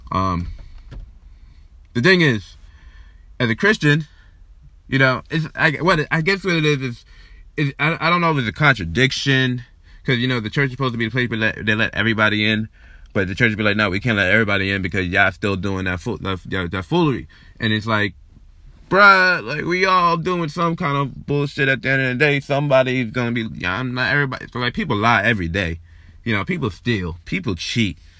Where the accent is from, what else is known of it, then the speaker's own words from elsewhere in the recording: New York, United States; I was born and raised here in New York